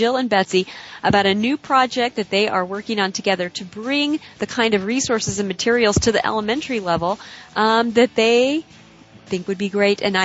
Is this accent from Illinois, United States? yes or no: yes; Illinois, United States; now in California, United States; I am a California resident, I'm originally from Illinois